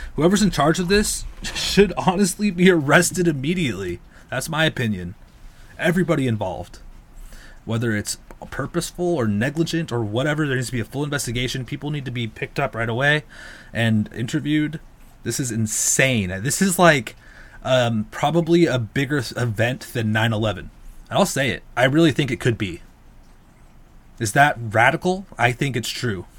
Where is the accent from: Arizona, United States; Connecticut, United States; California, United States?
California, United States; I'm from California